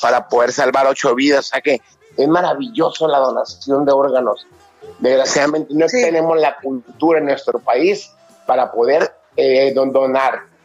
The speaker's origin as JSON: {"language": "Spanish", "country": "Mexico"}